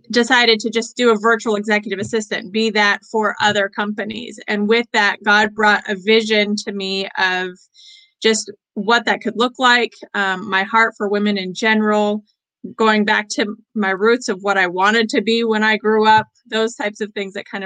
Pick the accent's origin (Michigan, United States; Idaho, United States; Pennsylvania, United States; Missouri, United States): Idaho, United States; Boise; also born or lived in Portland, Oregon; Uh, Idaho was where I was born, and I was raised between both Boise and Portland.